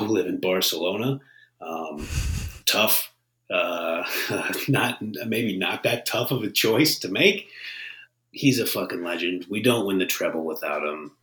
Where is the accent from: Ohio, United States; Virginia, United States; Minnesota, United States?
Ohio, United States; Northeast; I'm from Northeast Ohio.